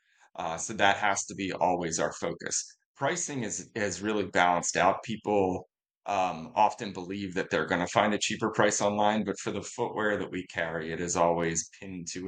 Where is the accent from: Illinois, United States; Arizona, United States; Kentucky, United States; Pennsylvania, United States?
Pennsylvania, United States; North Wales; sell running footwear in my hometown